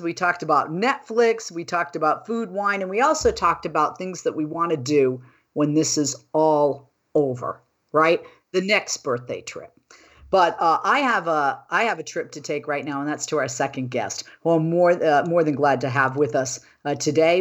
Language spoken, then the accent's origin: English; Boston, Massachusetts, United States; now in California, United States; I live in California. I'm from Boston